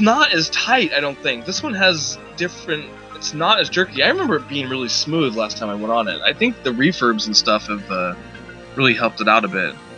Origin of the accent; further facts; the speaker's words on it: California, United States; when you're a kid growing up in California